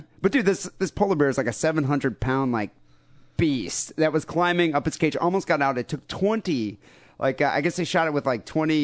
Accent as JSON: {"language": "English", "country": "United States", "said": "an American"}